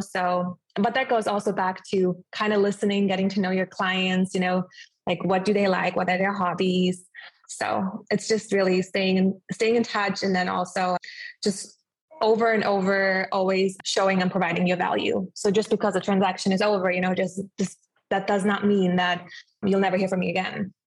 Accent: Germany; moved away as an adult; also born or lived in Clearwater Beach, Florida; now in Clearwater, United States; I am originally from Germany, but I did decide to move to the United States at age of 20

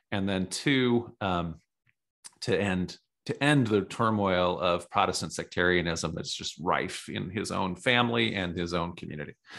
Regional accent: Minnesota, United States; I grew up in Minnesota

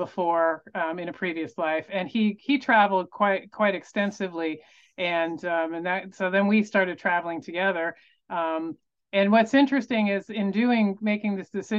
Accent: Tampa, Florida, United States; moved away; also born or lived in Denver, Colorado; I grew up in the Tampa Bay area of Florida

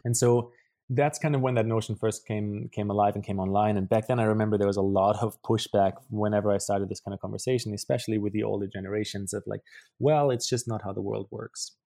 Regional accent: Germany; English is a second language; moved away; also born or lived in Paraguay; I grew up in Germany, which you, you might be able to hear based on my accent

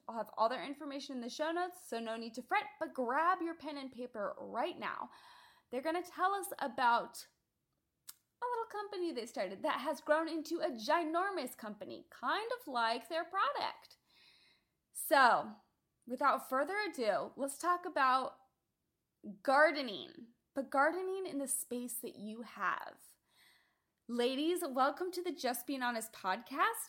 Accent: Midwest, United States; now in Southern California, United States; growing up in the Midwest and of our backyard gardens flourishing

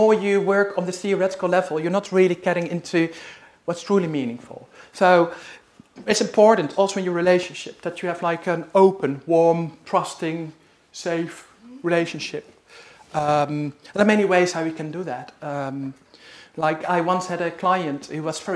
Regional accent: Netherlands; moved away; I'm originally from the Netherlands

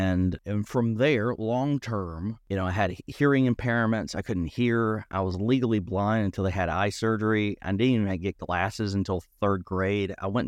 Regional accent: Tennessee, United States; growing up in East Tennessee, being a theater student, you can imagine

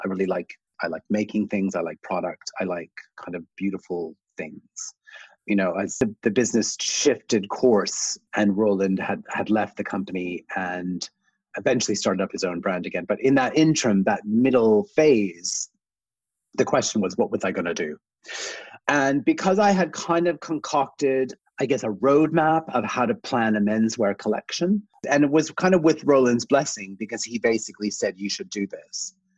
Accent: Canada; I'm originally Canadian. I grew up in a small town, kind of almost a village outside of a small town

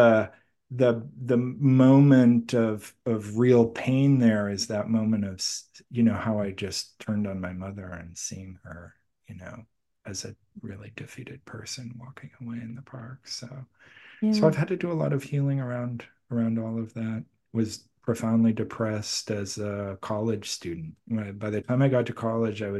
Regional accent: Milwaukee, Wisconsin, United States; also born or lived in Boston, Massachusetts; we moved from Boston, Massachusetts, where I was born, to Milwaukee, Wisconsin

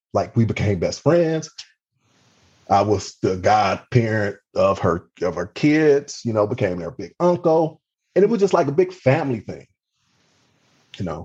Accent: Cleveland, Ohio, United States; moved away as an adult; also born or lived in Mississippi / Baltimore, Maryland; now in Maryland, United States; I'm originally from Cleveland, Ohio, the youngest of three children

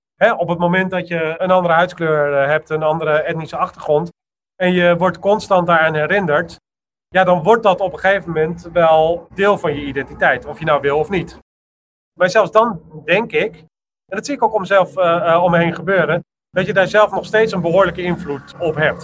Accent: Amsterdam, North Holland, Netherlands; ik ben een Amsterdammer

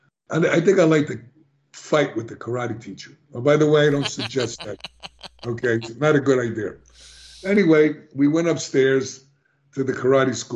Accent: New York City, New York, United States; I was born in the South Bronx in one of the worst neighborhoods

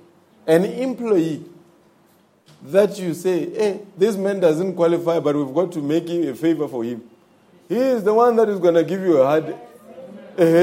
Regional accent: South Africa

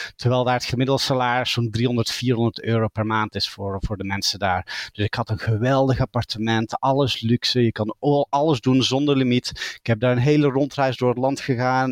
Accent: Belgium; accent: Dutch; moved away as an adult; now in Dublin, Ireland; ik ben geboren in België en opgegroeid aan de Nederlandse grens, vandaar het Nederlandse accent

